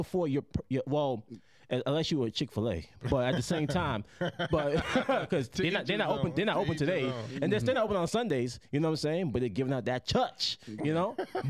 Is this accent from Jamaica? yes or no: yes; Jamaica; I'm Jamaican.